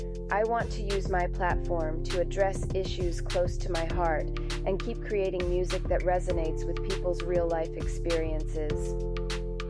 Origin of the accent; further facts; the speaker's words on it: Atlanta, Georgia, United States; now in Chicago, United States; growing up in Atlanta and coming back to Chicago